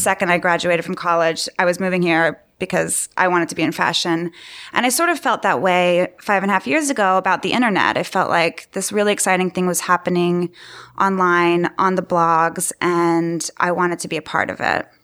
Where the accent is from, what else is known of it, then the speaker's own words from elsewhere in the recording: Austin, Texas, United States; moved away as an adult; now in New York, United States; I'm originally from Austin, Texas, and studied design there at university and moved to New York immediately upon graduating